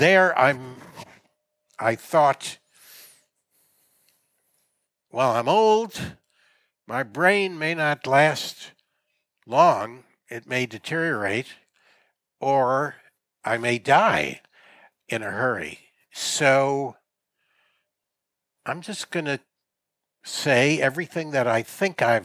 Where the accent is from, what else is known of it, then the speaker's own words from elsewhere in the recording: United States; as an American growing up in the 50s